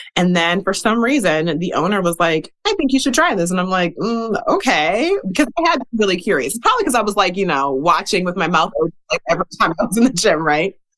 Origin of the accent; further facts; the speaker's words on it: Milwaukee, Wisconsin, United States; I grew up in the Midwest. I'm from Wisconsin originally. I grew up in Milwaukee.